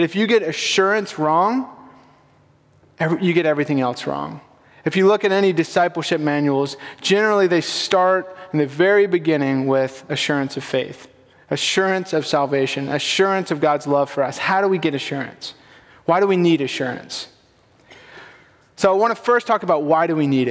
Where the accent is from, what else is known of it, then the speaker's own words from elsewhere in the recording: Sullivan's Island, South Carolina, United States; So I grew up on Sullivan's Island. It's a little barrier island off the coast of Charleston